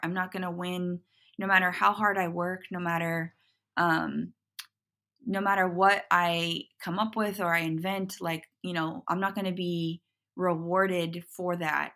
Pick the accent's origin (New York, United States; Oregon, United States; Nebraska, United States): Oregon, United States; Portland; moved away as an adult; also born or lived in Los Angeles; I grew up in Portland.